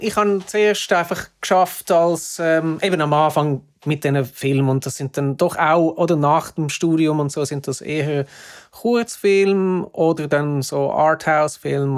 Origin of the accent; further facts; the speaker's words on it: Zurich, Switzerland; moved away as an adult; also born or lived in Hamburg; now in London, United Kingdom; vorher bin ich in Zürich aufgewachsen